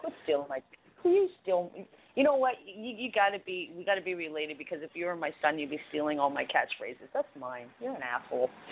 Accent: Canada; I'm Canadian.

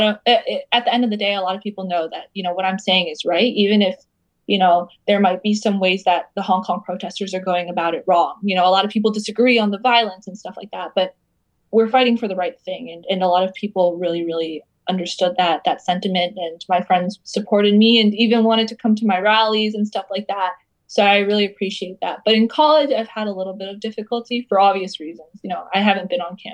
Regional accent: United States; growing up in the United States

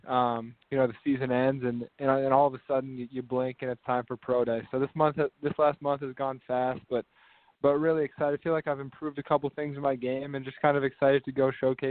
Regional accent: Midwest, United States; growing up in the Midwest, I felt like I was born and raised on Big Ten football

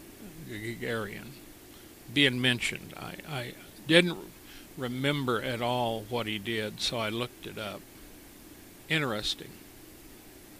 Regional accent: United States; Being an American, being raised an American

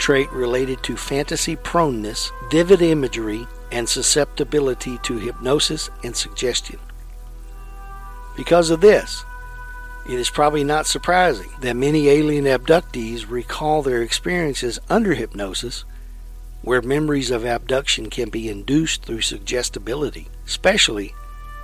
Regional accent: Lexington, Texas, United States; When I was in high school, I lived in a town called Lexington, Texas, which is in the heart of Texas, east of Austin, west of Bryan-College Station.

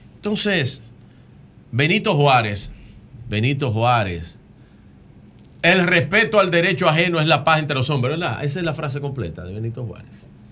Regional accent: Dominican Republic; Como dominicano, como hijo de Duarte, de Sánchez, de Mella y Luperón.

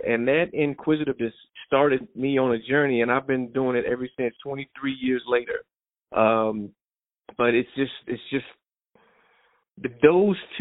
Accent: Mooresville, North Carolina, United States; I'm from Mooresville, North Carolina, originally, a little country boy down in the small city of Mooresville

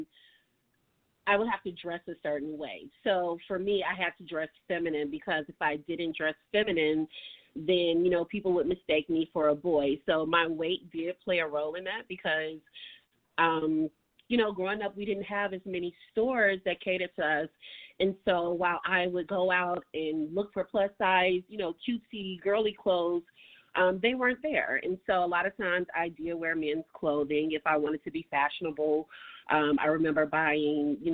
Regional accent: Chicago, Illinois, United States; growing up here in Chicago

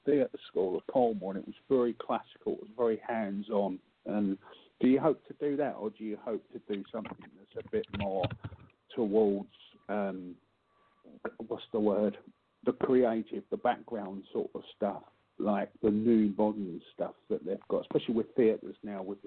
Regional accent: England, United Kingdom; I'm English.

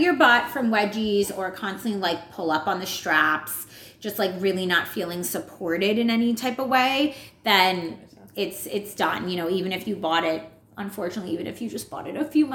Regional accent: New York, United States; accent: New York; my New York accent

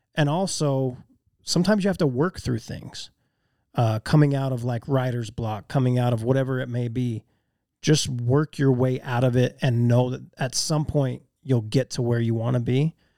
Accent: Magna, Utah, United States; also born or lived in West Valley City; I moved out of Magna for two years in junior high school and lived in West Valley, and then we moved back.

